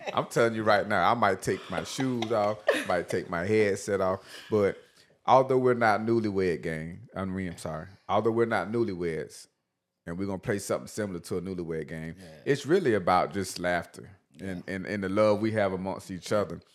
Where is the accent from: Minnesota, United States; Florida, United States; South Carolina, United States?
South Carolina, United States; Batesburg; I was the guy from Batesburg